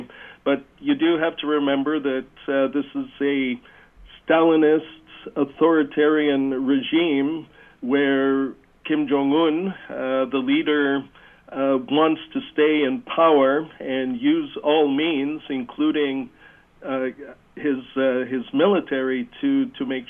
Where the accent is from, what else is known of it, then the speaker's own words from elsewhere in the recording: Hamilton, Ontario, Canada; moved away; I grew up in Hamilton and went to St. Patrick's and Cathedral Boys High School